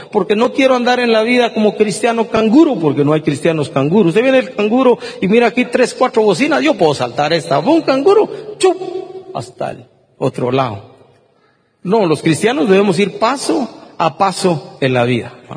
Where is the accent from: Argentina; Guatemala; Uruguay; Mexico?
Guatemala; Yo me pregunto como guatemalteco